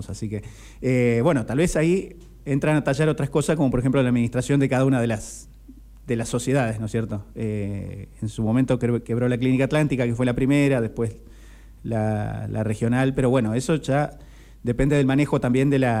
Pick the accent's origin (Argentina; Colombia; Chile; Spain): Argentina; Necochea, Buenos Aires Province; Yo soy de Necochea